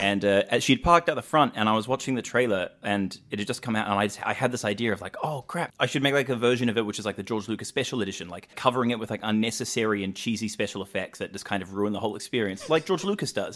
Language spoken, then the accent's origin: English; New Zealand; I grew up in New Zealand